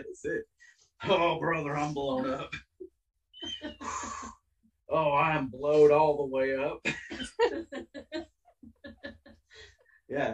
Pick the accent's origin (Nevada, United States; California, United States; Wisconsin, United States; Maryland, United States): California, United States; Bay Area; I grew up in the Bay Area in California.